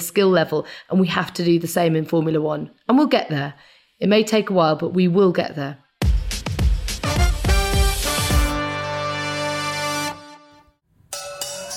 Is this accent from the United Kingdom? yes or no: yes; United Kingdom; I was actually born very near to Silverstone.